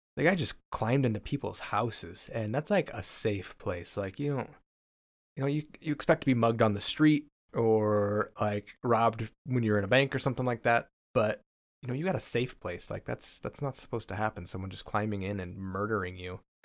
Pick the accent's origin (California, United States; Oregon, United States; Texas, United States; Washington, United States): Washington, United States; I'm from Washington State